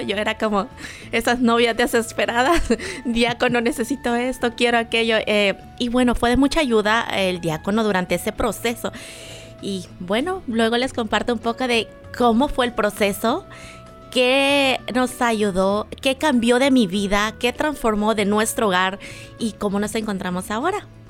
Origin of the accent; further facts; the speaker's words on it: El Salvador; moved away; en mi país, bueno, soy salvadoreña